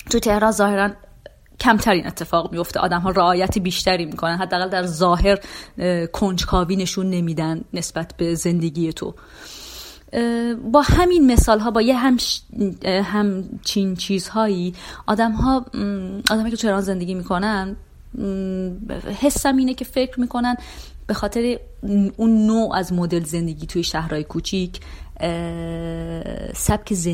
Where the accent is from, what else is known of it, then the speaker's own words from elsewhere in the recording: Iran; خب من شهرستانی هستم خب اون موقع فکر کنم 19 سالم بود